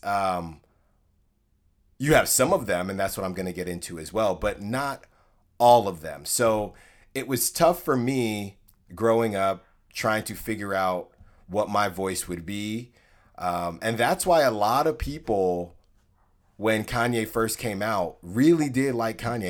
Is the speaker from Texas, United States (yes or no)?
no; Concord, California, United States; I'm from Concord, California, a nice city, suburb in the Bay Area, in the East Bay